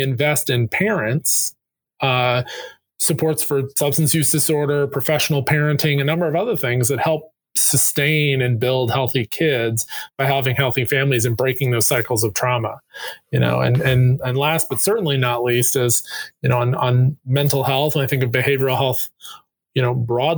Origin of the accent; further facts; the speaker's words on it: North Carolina, United States; I had the great privilege of growing up in North Carolina